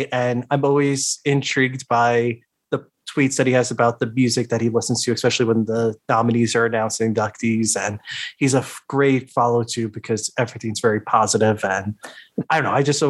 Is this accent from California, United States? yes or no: no; New York, United States; Oh yeah, I'm from New York.